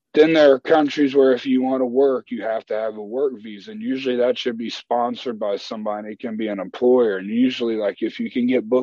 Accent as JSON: {"language": "English", "country": "United States", "said": "We're blues musicians from America"}